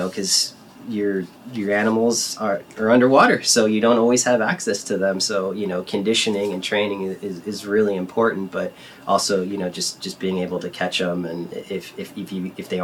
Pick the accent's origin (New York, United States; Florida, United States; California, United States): California, United States; San Diego; moved away; I grew up in San Diego